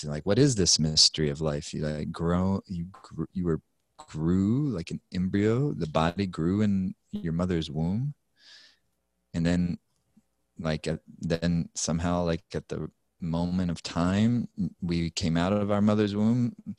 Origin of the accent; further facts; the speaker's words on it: South Carolina, United States; I grew up in South Carolina